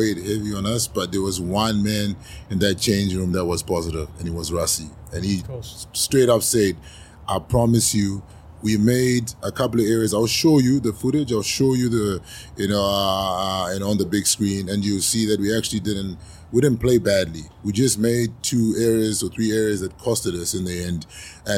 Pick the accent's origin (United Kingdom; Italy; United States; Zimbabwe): Zimbabwe; moved away; also born or lived in South Africa; I was born in Zimbabwe